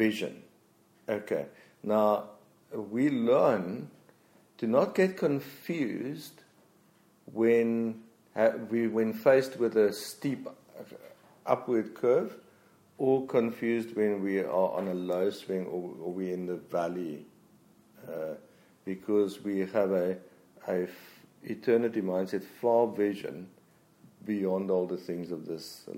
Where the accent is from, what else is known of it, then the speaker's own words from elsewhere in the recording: Free State, South Africa; I come from the Free State. Nah. Flat